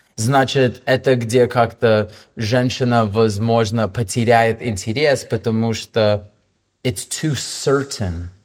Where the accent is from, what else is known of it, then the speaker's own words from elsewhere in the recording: Toronto, Ontario, Canada; Russian is a second language; moved away as an adult; also born or lived in Vancouver, Canada / Russia / Hong Kong; now in Bali, Indonesia; я из Торонто